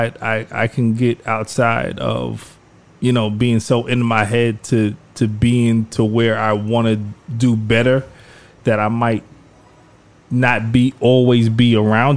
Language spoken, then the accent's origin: English; Lakeview, New York, United States; moved away as an adult; also born or lived in Queens, New York / Brooklyn, New York; now in Harlem, United States; growing up in Lakeview and then, you know, moving and buying a house in Queens and then moving to Brooklyn and then moving to Harlem